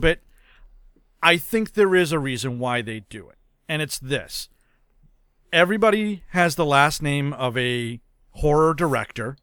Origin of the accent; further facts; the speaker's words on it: New England, United States; I am from New England